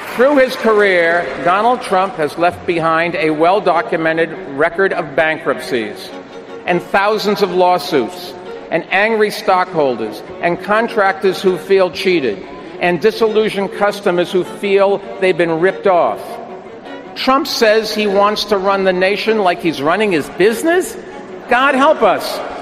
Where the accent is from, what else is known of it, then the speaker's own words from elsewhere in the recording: New York, United States; I'm a New Yorker